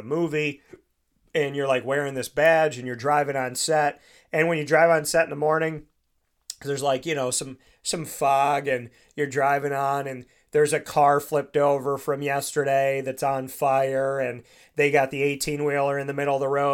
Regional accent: Syracuse, New York, United States; Syracuse, my hometown

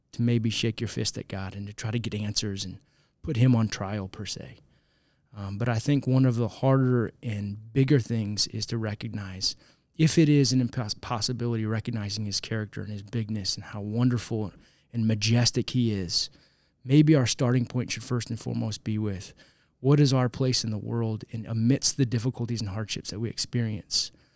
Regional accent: St. Louis, Missouri, United States; also born or lived in Zambia; Even though I'm an American citizen, I've grown up in Saint Louis

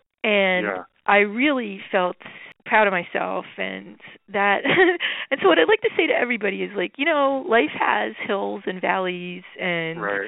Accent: Phillipsburg, New Jersey, United States; in my town, I grew up in Phillipsburg, New Jersey

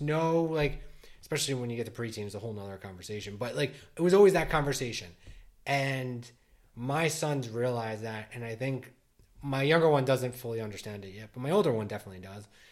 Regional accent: New Jersey, United States; born and raised in Jersey. I live in, in the same town I grew up

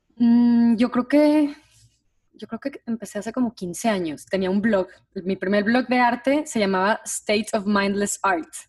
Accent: Monterrey, Nuevo León, Mexico; moved away; las dos somos de Monterrey

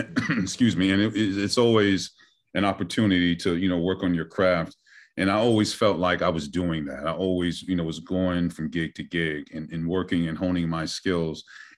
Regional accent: Chicago, Illinois, United States; born and bred in Chicago, currently live in Chicago.

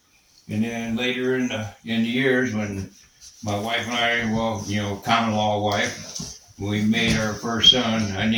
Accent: Grand Rapids, Michigan, United States; moved away; I come from Grand Rapids, Michigan

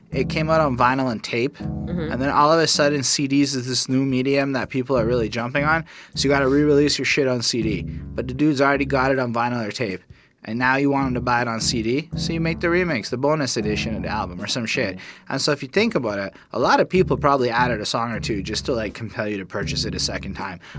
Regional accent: Montreal, Quebec, Canada; born or raised there

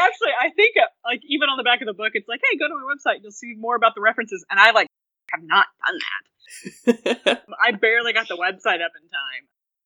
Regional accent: Oklahoma, United States; I'm from Oklahoma

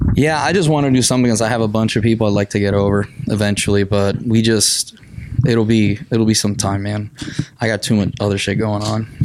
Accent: Arecibo, Puerto Rico; English is a second language; moved away as an adult; now in Missouri, United States; I'm originally from Arecibo, Puerto Rico. So I was born, raised, and educated in Puerto Rico until yeah, which 2008

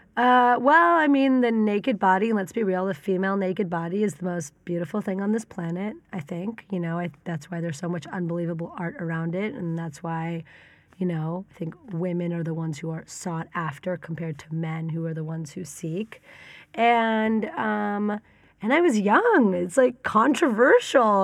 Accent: San Francisco, California, United States; moved away as an adult; also born or lived in Tel Aviv, Israel; born and raised in San Francisco.

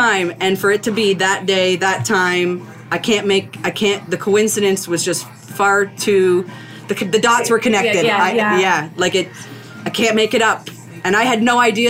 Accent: Newmarket, Ontario, Canada; I grew up in Newmarket

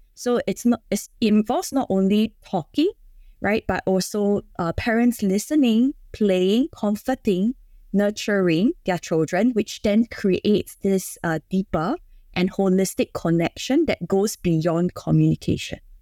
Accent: Singapore; I'm from Singapore. So being in Singapore, uh, we are kind of expected by societal standards

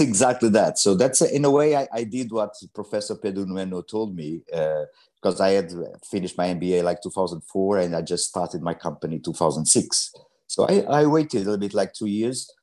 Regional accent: Mozambique; also born or lived in Portugal; now in London, United Kingdom; I was born in Mozambique

